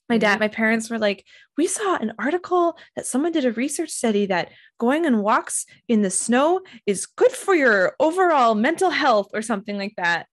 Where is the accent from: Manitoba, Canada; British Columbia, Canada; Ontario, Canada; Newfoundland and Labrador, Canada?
Manitoba, Canada; Winnipeg; So I grew up in Winnipeg, which has a 99.9% chance of having a white Christmas.